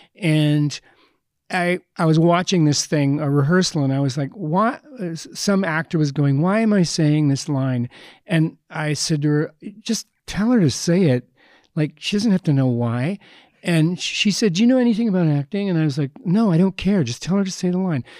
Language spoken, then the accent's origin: English; Edmonton, Alberta, Canada; I grew up in Edmonton